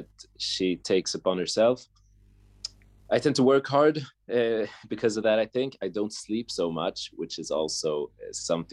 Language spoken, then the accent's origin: English; Stockholm, Stockholm County, Sweden; born and raised in Stockholm, Sweden